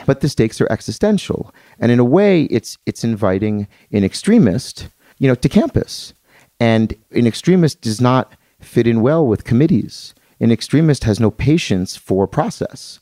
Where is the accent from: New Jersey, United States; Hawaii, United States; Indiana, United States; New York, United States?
New Jersey, United States; Atlantic City; I'm from Atlantic City, New Jersey